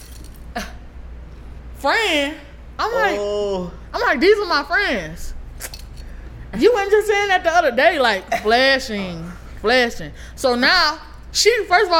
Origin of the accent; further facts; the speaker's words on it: Louisiana, United States; accent: Louisiana accent; I grew up in Louisiana